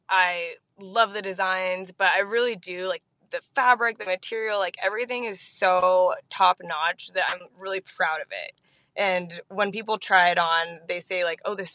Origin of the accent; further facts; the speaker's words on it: San Diego, California, United States; growing up in Pacific Beach